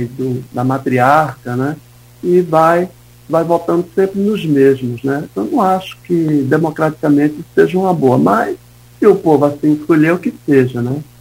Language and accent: Portuguese; Northeast Region, Brazil; now in Campos dos Goytacazes, Brazil; Eu venho do Nordeste, né? Fui cresci no, no interior do Nordeste